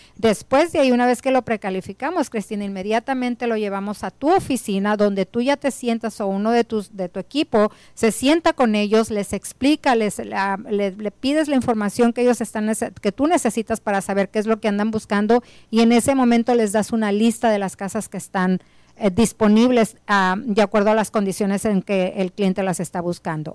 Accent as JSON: {"language": "Spanish", "country": "Mexico", "moved": "yes", "lives_now": "United States", "said": "Somos hispanos, somos personas que realmente eh, venimos de, de, nuestro México"}